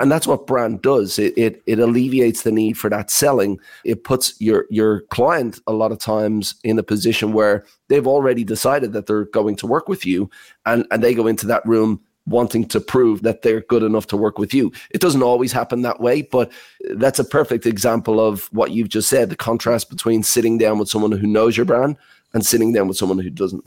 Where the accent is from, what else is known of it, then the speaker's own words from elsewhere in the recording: Ireland; I heard an accent from my hometown in Ireland